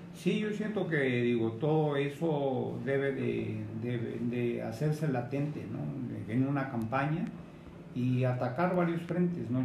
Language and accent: Spanish; Mexico